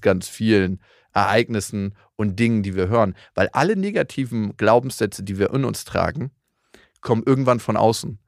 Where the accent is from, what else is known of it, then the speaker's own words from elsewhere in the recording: Germany; bei uns in Deutschland